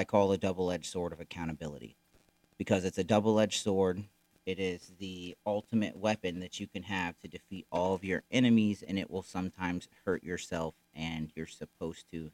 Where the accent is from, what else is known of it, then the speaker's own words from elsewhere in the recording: Florida, United States; moved away as an adult; now in Missouri, United States; we were both born and raised in Florida. Never really lived anywhere else